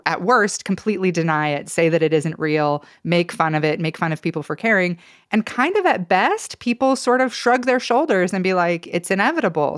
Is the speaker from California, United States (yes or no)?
no; Stanley, Idaho, United States; also born or lived in Challis, Idaho; now in Boise, United States; I grew up around Stanley